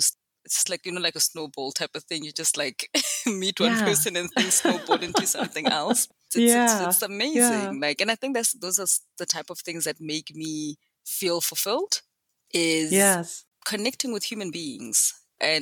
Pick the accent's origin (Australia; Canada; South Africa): South Africa; also born or lived in Benoni, South Africa; I am South African. I live in a I don't think it's a small, it's not a small town. It's a city, but it has small town mentality and tendencies. It's called Benoni, which is not too far out from Johannesburg